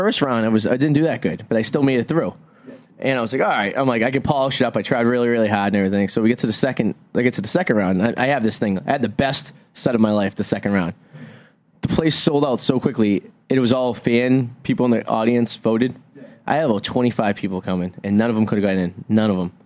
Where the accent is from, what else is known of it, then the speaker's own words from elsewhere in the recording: Revere, Massachusetts, United States; I grew up in Revere